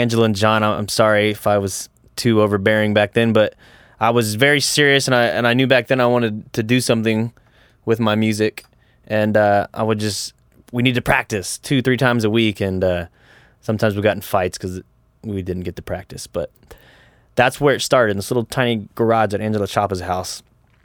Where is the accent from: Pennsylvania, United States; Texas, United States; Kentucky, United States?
Texas, United States; Pleasanton; I grew up in Pleasanton, Texas